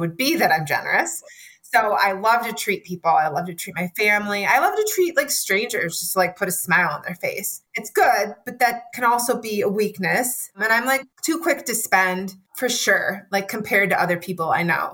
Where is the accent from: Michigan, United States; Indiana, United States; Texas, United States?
Michigan, United States; also born or lived in Chicagoland area, Illinois; I was born in the Chicagoland area. I was raised in Michigan